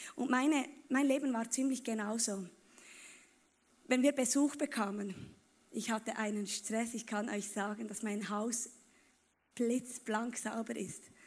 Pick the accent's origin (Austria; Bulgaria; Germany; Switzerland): Switzerland; Bern; Ich komme aus Bern